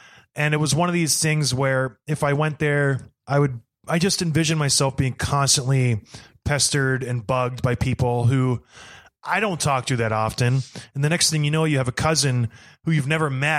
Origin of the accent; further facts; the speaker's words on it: Edmonton, Alberta, Canada; I was born in Edmonton